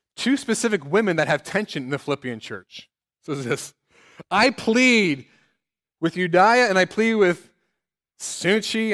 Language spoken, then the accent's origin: English; Cincinnati, Ohio, United States; now in South Bend, United States; my hometown of Cincinnati